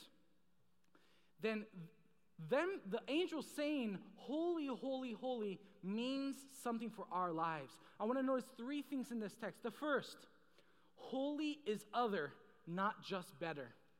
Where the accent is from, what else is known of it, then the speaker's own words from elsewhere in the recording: Maryland, United States; I am from the great state of Maryland